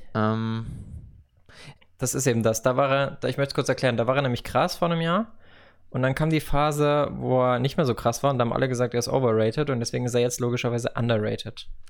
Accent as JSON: {"language": "German", "town": "Karlsruhe", "region": "Baden-Württemberg", "country": "Germany", "tie": "born or raised there", "also_born_or_lived": "Madrid", "moved": "yes", "said": "im Zweifel bin ich für den KSC, weil das halt einfach meine Geburtsstadt ist"}